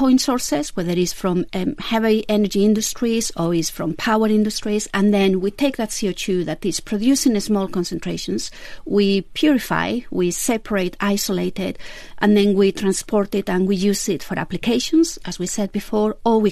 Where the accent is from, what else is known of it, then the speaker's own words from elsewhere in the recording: Vitoria-Gasteiz, Basque Country, Spain; moved away; also born or lived in United States / England; So I was born in Vitoria Gasteiz. That's the capital of Basque Country in Spain.